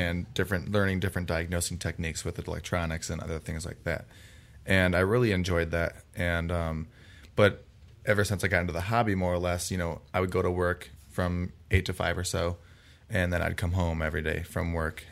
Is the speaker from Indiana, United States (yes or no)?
no; Parma, Ohio, United States; I come from Cleveland, Ohio, um, es-, more specifically Parma, and, um, I went to Holy Name High School